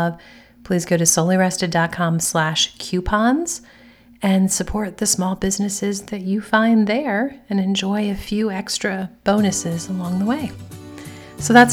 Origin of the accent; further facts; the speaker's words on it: United States; Being an American